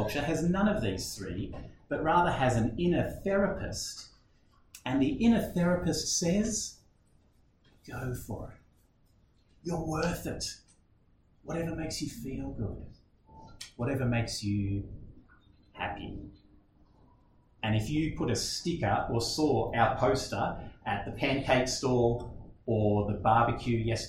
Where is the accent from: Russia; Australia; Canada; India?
Australia; I'm an Aussie, and it seems like at least this wedding is nothing like weddings we know in Australia today